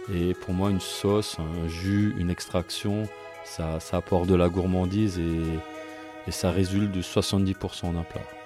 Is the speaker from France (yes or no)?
yes; Saint-Jean-Saverne, Grand Est, France; moi je suis de Saint-Jean